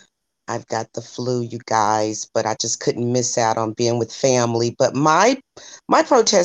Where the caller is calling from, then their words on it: Louisville, Kentucky, United States; I'm coming to you live from Louisville, Kentucky.